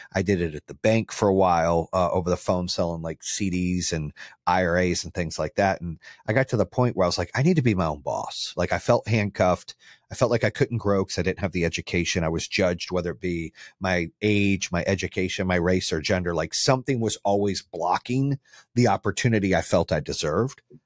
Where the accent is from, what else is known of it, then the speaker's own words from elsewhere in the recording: Phoenix, Arizona, United States; also born or lived in Birmingham, Michigan; now in Charlotte, United States; I grew up in Phoenix and then I lived in Charlotte for a long time